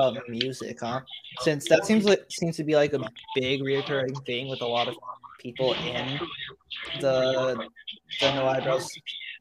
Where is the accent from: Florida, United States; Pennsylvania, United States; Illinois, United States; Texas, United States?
Texas, United States; also born or lived in California; I was born in California, but I was too young to remember anything in California before I moved to Texas